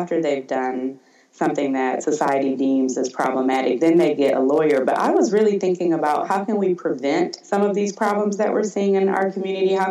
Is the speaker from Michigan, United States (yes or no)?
yes; Detroit, Michigan, United States; growing up in Detroit